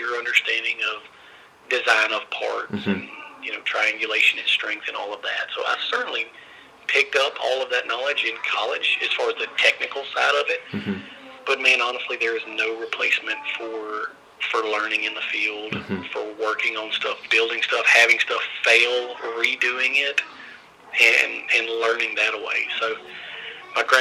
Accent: Louisiana, United States; born and raised in Louisiana, a small town in the northwest corner of Louisiana

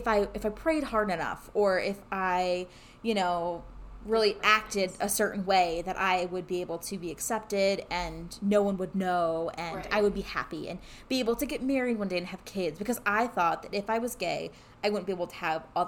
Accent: California, United States; moved away as an adult; I'm from California

